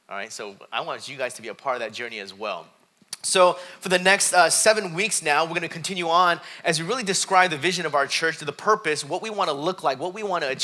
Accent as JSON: {"language": "English", "country": "South Korea", "tie": "born there", "said": "I was born in Korea. Uh, both my dad's side and my mom's side, they, were, eh, they were Buddhists. So I remember as a young kid, we'd go to Buddhist temples."}